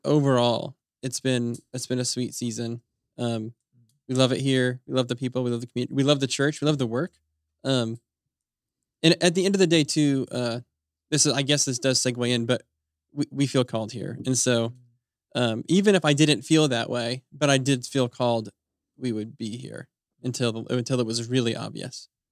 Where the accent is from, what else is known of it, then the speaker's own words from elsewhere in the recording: Utah, United States; moved away; my wife and I grew up in Utah